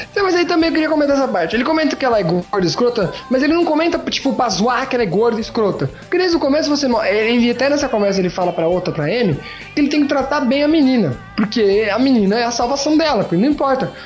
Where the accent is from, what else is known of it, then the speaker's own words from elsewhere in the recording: Brazil; como brasileiro